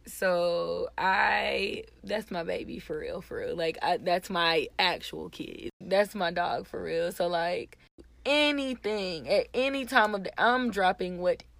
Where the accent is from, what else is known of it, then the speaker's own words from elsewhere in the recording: Atlanta, Georgia, United States; we're from Atlanta